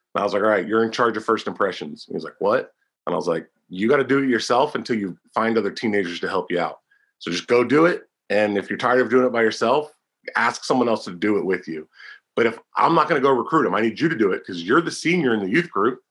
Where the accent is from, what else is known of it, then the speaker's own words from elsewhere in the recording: Pennsylvania, United States; 2007 to 2009 in my home state, Pennsylvania